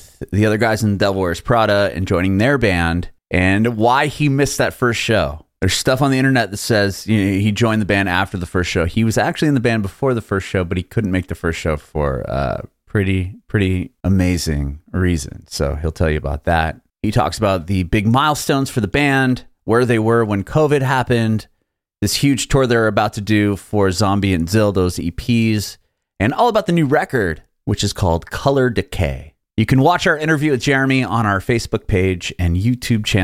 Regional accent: San Diego, California, United States; I was born and raised in San Diego

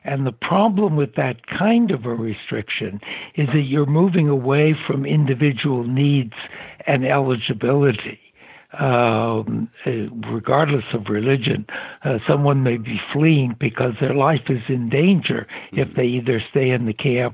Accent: San Francisco, California, United States; Born in San Francisco, California

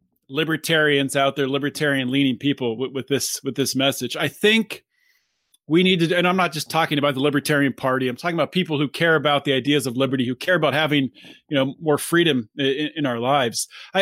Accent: Pittsburgh, Pennsylvania, United States; I grew up in Pittsburgh area. I'm living there again. But after graduating college, I moved around a little bit, had a job in Georgia.

